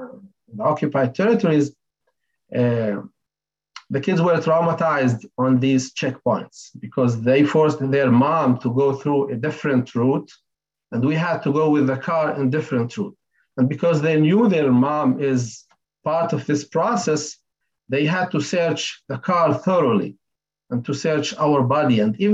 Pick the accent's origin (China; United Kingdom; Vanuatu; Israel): Israel; Lakiya, Southern District; moved away as an adult; also born or lived in Bethlehem; I'm from Lagia village next to Beersheba